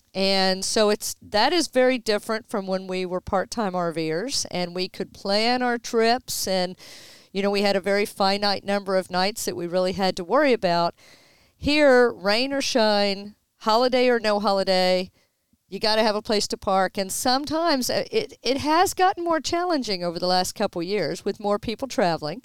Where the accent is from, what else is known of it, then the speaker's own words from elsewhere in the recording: Houston, Texas, United States; we are born and raised in Houston, both of us.